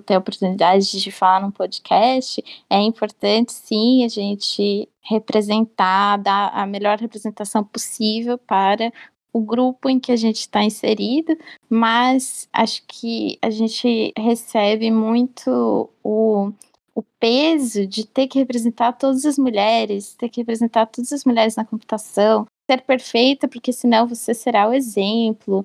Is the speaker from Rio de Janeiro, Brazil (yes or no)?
no; Bauru, São Paulo, Brazil; eu sou de Bauru